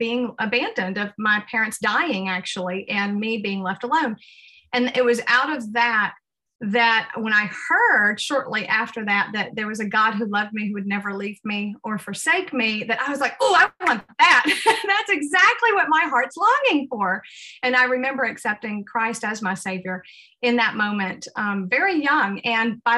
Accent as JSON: {"language": "English", "region": "the South of the United States", "country": "United States", "tie": "born or raised there", "also_born_or_lived": "Uruguay", "moved": "as an adult", "said": "I was raised in the South of the United States"}